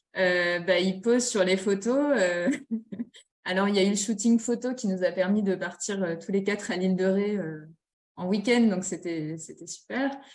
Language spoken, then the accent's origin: French; Nord-Pas-de-Calais, Hauts-de-France, France; je suis originaire du Nord-Pas-de-Calais